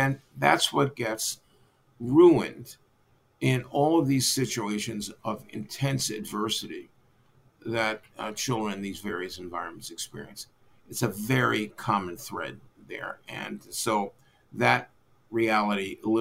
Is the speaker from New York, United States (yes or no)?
yes; New York City, New York, United States; moved away as an adult; also born or lived in Arkansas; I was from Brooklyn originally